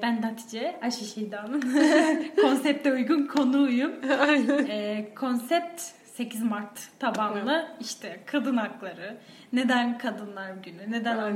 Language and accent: Turkish; Boğazlıyan, Yozgat Province, Turkey; moved away; Anadolu'nun Anadolu'su iç, için içi Yozgat'ta büyümüşüm. Yozgat'ın da bir ilçesinde büyümüşüm